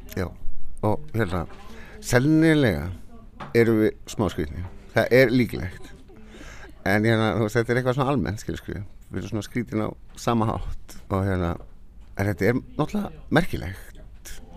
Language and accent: Icelandic; Flateyri, Westfjords, Iceland; moved away; ég er frá Flatteri, maður vestfjörðum